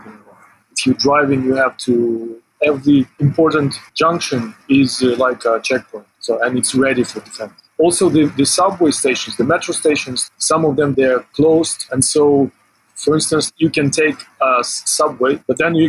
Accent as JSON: {"language": "English", "region": "Western Ukraine", "country": "Ukraine", "tie": "born or raised there", "also_born_or_lived": "Ural, Russia", "moved": "yes", "lives_now": "Kyiv, Ukraine", "said": "originally, I'm from western Ukraine, and I grew up on the Soviet and Polish-Ukrainian-Polish border."}